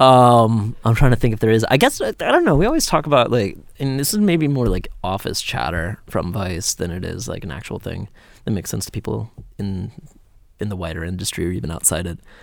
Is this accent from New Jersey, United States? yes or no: no; outside Atlanta, Georgia, United States; I grew up twenty minutes outside of Atlanta